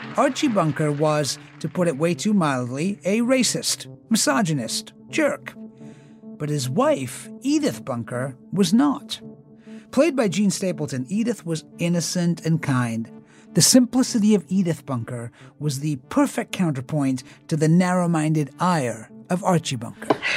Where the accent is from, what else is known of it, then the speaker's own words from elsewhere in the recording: England, United Kingdom; moved away as an adult; now in United States; I grew up in England, so we didn't watch All in the Family the way that we watched Happy Days